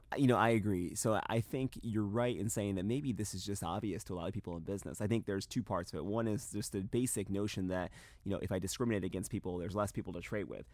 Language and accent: English; North Carolina, United States; my home state of North Carolina